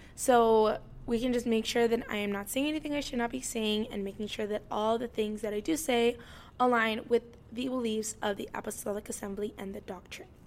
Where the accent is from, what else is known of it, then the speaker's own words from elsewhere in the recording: Indiana, United States; also born or lived in California; I was born in California, but I was raised here in Indiana